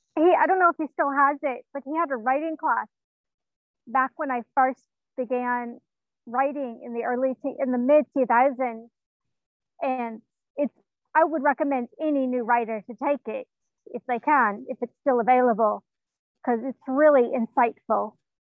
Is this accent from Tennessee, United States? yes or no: yes; Tennessee, United States; born there; No, I was born here in Tennessee.